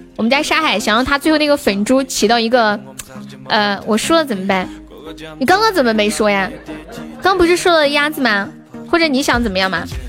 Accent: Nanchong, Sichuan, China; 我是四川南充的

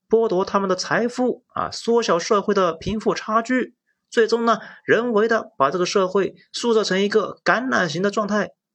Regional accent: Lanzhou, Gansu, China; accent: Hunan; also born or lived in Hunan; 我小时候住在南州的国营二次爱厂，是生产轰炸机驾驶仪的。在当时非常偏僻的安宁区，那周围呢全是农田

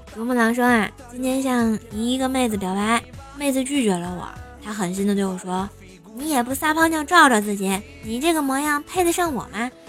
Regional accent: Tianjin, China; moved away; 我是天津的妈

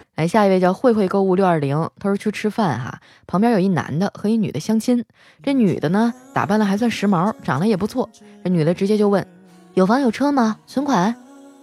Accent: Heilongjiang, China; 我们东北老爷们儿有担当

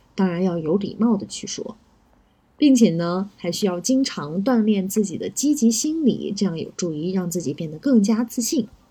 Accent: China; 我们中国人的性格

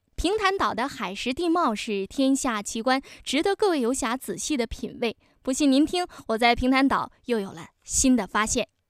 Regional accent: Pingtan, Fujian, China; 我是本地人。哦。呃，我就在马头镇

